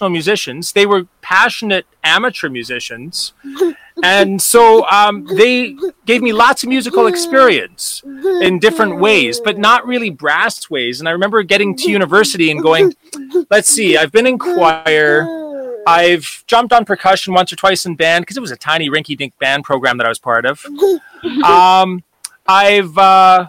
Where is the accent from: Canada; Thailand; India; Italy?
Canada; Vancouver Island, British Columbia; now in Calgary, Canada; I grew up on Vancouver Island, actually, so out on the West Coast